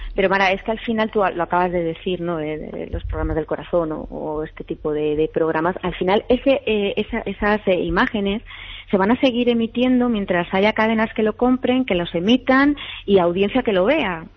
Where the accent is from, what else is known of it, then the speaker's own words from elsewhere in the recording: Spain; como española